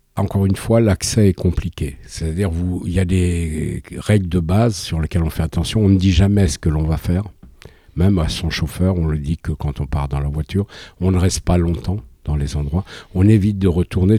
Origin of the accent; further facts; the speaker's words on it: France; je suis français